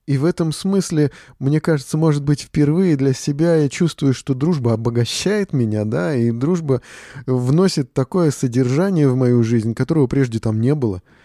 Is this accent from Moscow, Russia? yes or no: yes; Moscow, Russia; Мы москвичи